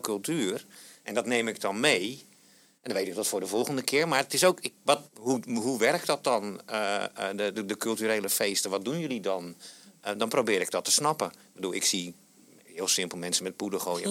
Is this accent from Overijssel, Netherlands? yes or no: no; South Holland, Netherlands; moved away as an adult; now in Rotterdam, Netherlands; Ik, ik, kom uit de provincie hier in Zuid-Holland.